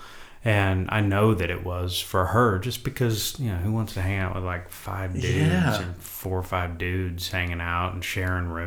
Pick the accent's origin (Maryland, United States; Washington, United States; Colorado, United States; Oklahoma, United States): Oklahoma, United States; moved away as an adult; now in Los Angeles, United States; I was raised in a small oil town of about 7,500 people, I think, 8,000 people today